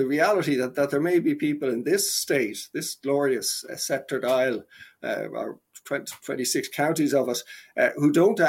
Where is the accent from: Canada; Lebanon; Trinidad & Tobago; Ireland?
Ireland